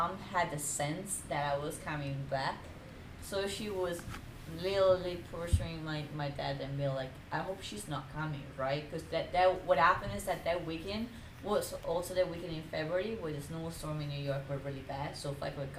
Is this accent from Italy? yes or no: yes; Italy; moved away; I'm from Italy